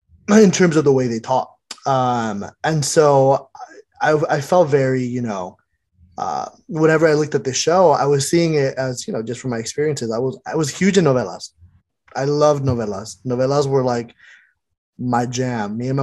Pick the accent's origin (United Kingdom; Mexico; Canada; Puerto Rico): Mexico; now in United States; because I was born and raised in Mexico, like partially raised in Mexico.